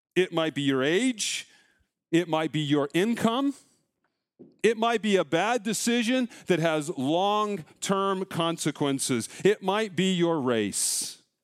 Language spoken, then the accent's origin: English; Colorado, United States; now in Iowa, United States; growing up in Colorado